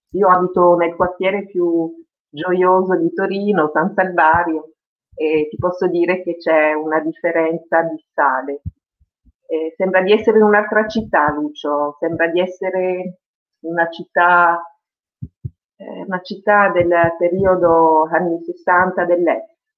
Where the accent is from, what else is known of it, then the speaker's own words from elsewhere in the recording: France; first language French; Italian is a second language; moved away as an adult; now in Turin, Italy; l'italiano per me è la seconda lingua, perché la mia prima lingua in assoluto è stato il francese, sono rimasta fino all'università, fino all'età dell'università in Francia